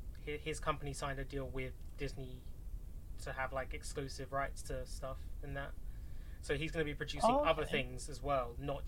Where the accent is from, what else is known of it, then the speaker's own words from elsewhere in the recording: United Kingdom; As Brits.